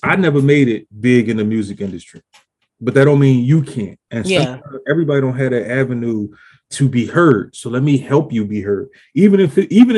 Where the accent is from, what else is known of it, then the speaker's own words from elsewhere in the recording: Philadelphia, Pennsylvania, United States; I'm actually from West Philly, the bottom